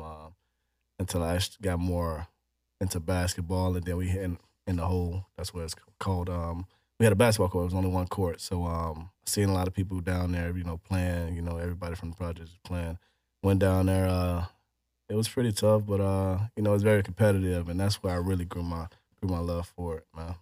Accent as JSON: {"language": "English", "town": "Chicago", "region": "Illinois", "country": "United States", "tie": "born or raised there", "moved": "yes", "lives_now": "Houston, United States", "said": "I grew up on the west side of Chicago"}